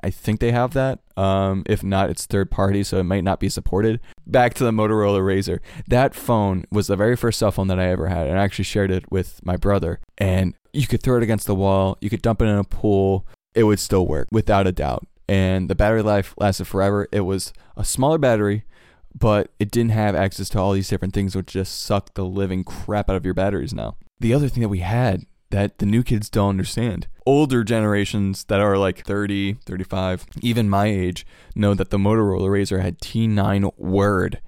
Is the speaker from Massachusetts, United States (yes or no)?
no; Cleveland, Ohio, United States; I'm from Cleveland